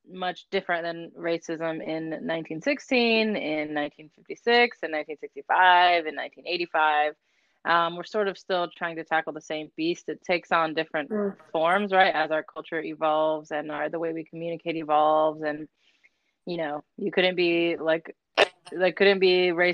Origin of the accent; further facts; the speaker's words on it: Aurora, Colorado, United States; growing up in Aurora, Colorado